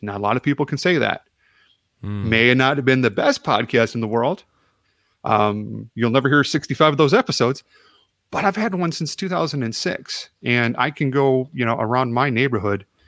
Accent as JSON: {"language": "English", "town": "Chicago", "region": "Illinois", "country": "United States", "moved": "yes", "said": "I'm from Chicago originally"}